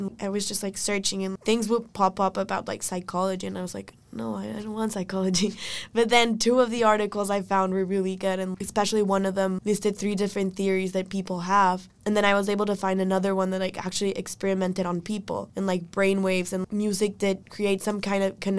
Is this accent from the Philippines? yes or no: no; Ecuador; moved away; I'm a first-year student in UVA, and I'm from Ecuador